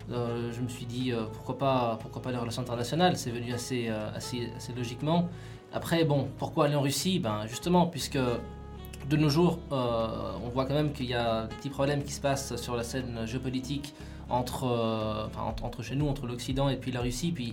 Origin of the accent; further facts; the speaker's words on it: Australia; also born or lived in Vaud, Switzerland; Donc je viens du canton de Vaud, mais mon père est français, ma mère est chilienne et j'ai grandi en Australie.